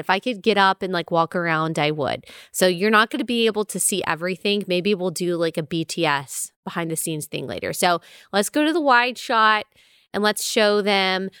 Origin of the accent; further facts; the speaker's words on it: Texas, United States; I grew up in Texas, so we've got some odes to Texas also